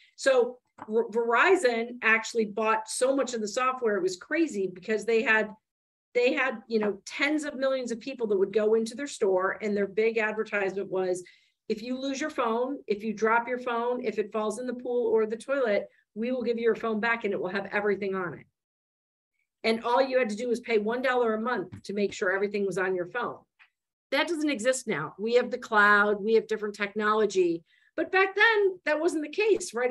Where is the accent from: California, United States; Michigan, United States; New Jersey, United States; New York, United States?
Michigan, United States; I grew up in Michigan